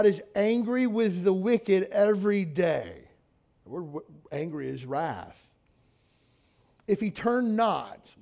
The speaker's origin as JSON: {"language": "English", "region": "Kentucky", "country": "United States", "moved": "yes", "said": "I'm from Kentucky"}